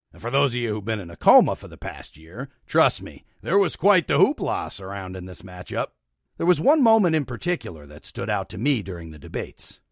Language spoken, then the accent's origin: English; Luzerne County, Pennsylvania, United States; moved away; also born or lived in Brooklyn; I moved from Brooklyn to Pennsylvania last September, back to Luzerne County